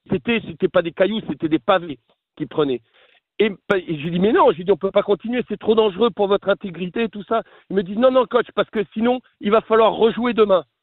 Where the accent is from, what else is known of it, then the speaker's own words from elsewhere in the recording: France; Moi, je ne peux pas me l'interdire en tant que Français.